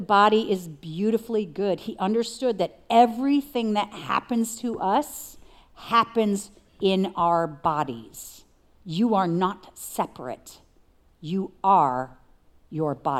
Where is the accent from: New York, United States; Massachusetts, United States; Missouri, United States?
New York, United States; I'm from New York, and so the Spirit speaks to me like a New Yorker